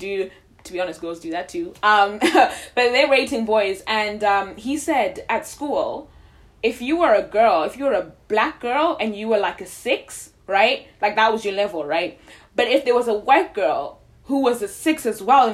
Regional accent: Zimbabwe; born or raised there; moved away

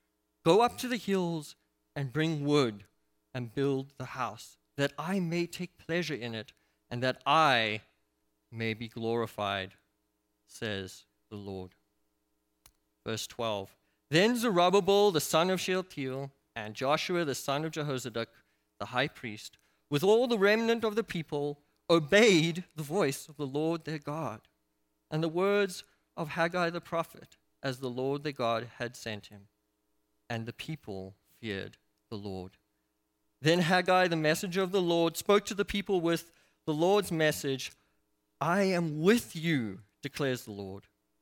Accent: South Africa; And I come from South Africa

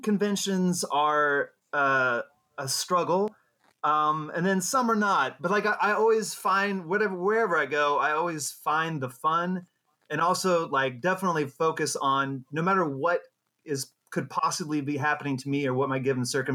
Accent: Jacksonville, Florida, United States; I'm from Jacksonville, Florida, which is a pretty big city

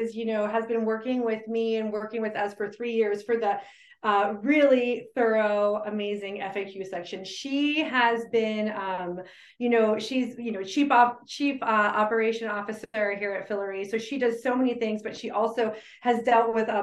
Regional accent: Phoenix, Arizona, United States; now in Durham, United States; I'm originally from Phoenix, Arizona

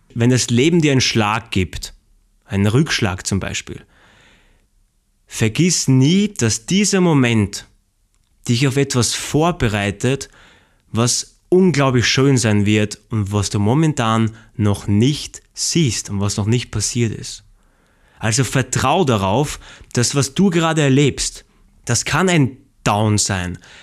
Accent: Austria; ich komme aus Österreich

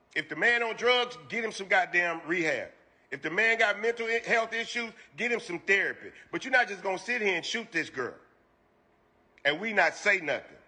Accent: Houston, Texas, United States; I'm from Houston

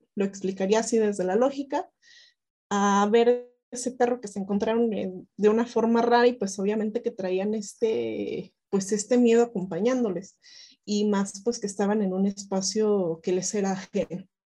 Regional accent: Toluca, State of Mexico, Mexico; yo vengo, yo vengo de Toluca

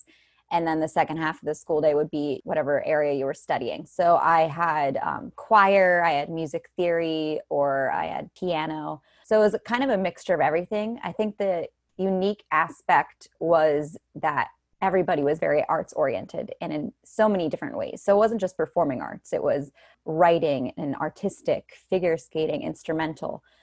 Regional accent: Phillipsburg, New Jersey, United States; I grew up in Phillipsburg, New Jersey

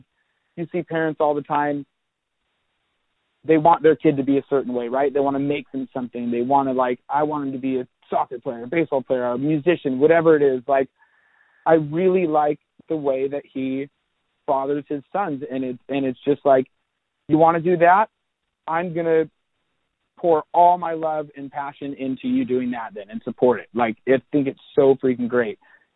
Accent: Seattle, Washington, United States; growing up in Seattle, I grew up teaching myself guitar

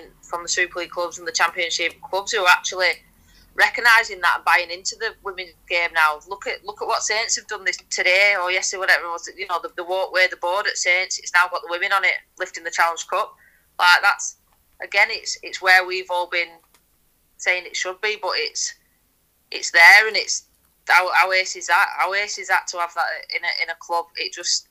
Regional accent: England, United Kingdom; being proudly English and wearing that England shirt for so many years

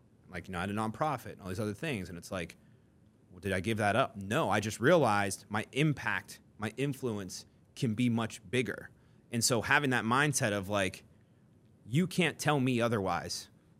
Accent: Newcastle, North East England, United Kingdom; I think it truly is like, you know, I grew up in Newcastle, driven by a fear of seeing people settle and seeing people be mediocre

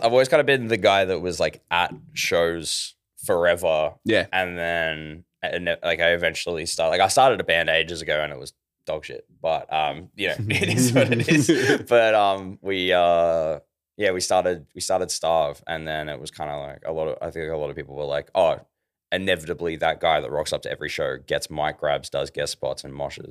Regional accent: Ballarat, Victoria, Australia; also born or lived in Melbourne; I'm from Ballarat

